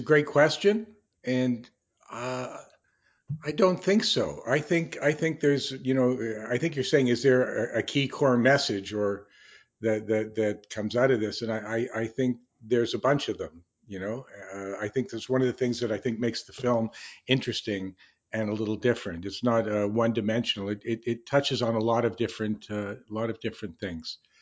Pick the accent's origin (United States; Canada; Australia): Canada; I, I grew up in Canada